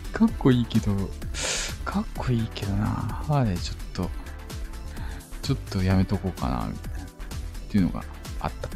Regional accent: Osaka, Japan; 大阪で生まれた。大阪です大阪人。

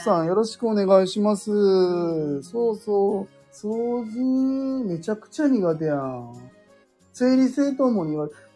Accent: Wakayama, Japan; 関西、僕和歌山なんですよ

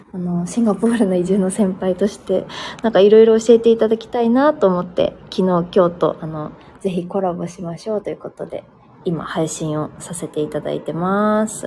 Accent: Tajimi, Gifu, Japan; moved away as an adult; now in Singapore; 岐阜の多治見出身なんですけど、多治見まで帰るので

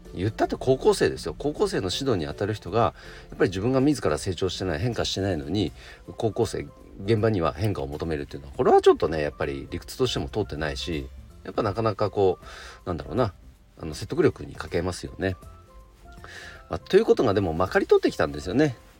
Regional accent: Nagano, Japan; 僕の地元長野県

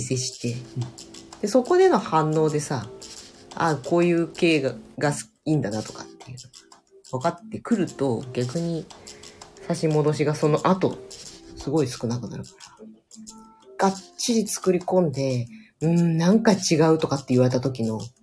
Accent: Kushiro, Hokkaido, Japan; うちら釧路出身だけどさ。

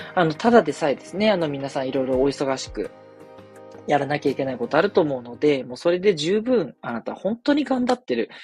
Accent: Tokyo, Japan; 私は東京出身なんですけど

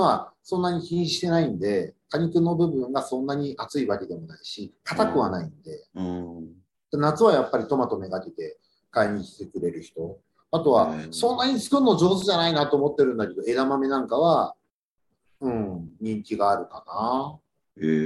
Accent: Yokohama, Kanagawa, Japan; moved away as an adult; now in Fuchu, Japan; 生まれも育ちも横浜なんで、まだ横浜歴の方が長いんですけど、府中来てまだ16年なんで

